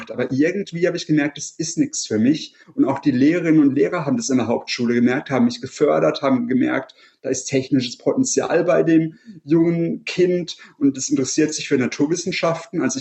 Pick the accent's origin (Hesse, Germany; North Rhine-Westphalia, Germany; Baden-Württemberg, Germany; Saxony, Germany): Baden-Württemberg, Germany; Freiburg; Also ich komme aus Freiburg, der wärmsten Stadt Deutschlands und der schönsten Stadt Deutschlands auf jeden Fall.